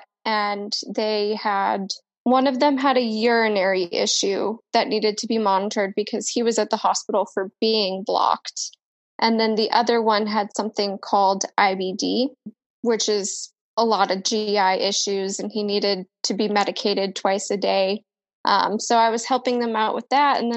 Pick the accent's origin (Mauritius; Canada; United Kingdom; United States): United States; Colorado; now in Florida, United States; I am originally from Colorado, and it's really cold there.